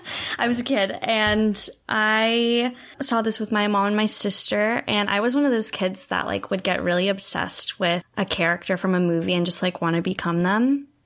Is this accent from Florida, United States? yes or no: no; Portland, Oregon, United States; I'm from Portland. And Coraline also takes place in Oregon, which is where I live now.